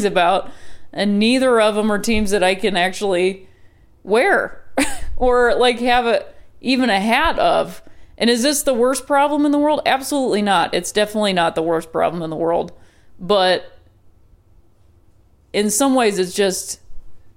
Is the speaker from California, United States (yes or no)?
no; Ohio, United States; I'm from Ohio and that's how I pronounce it